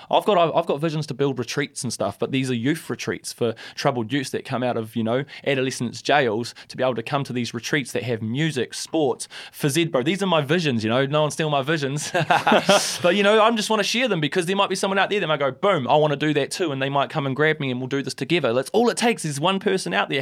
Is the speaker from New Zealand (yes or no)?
yes; Christchurch, Canterbury, New Zealand; I love Christchurch, and that's my hometown, born and bred.